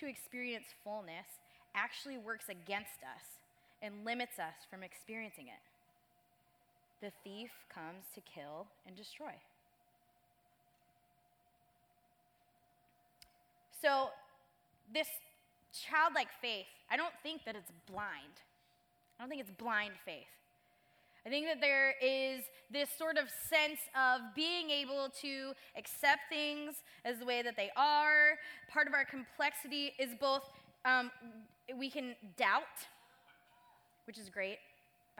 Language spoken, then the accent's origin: English; Michigan, United States; moved away as an adult; now in Southern California, United States; I'm from Michigan